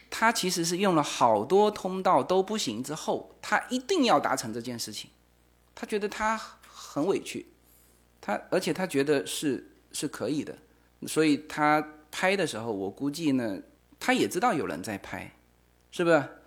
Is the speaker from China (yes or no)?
yes; China; 像我们中国人